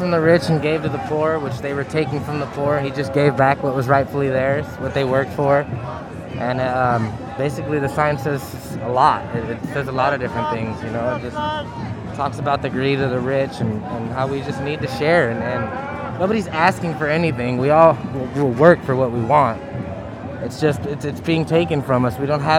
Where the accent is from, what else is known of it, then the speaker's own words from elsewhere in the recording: Riverside, California, United States; I'm from Riverside